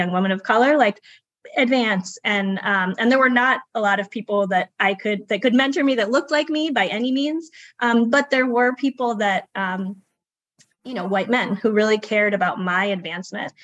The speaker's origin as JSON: {"language": "English", "town": "Boston", "region": "Massachusetts", "country": "United States", "tie": "born or raised there", "also_born_or_lived": "Brookline, Massachusetts / New York", "said": "I am from Boston originally. I grew up in Brighton and then in Brookline, Massachusetts"}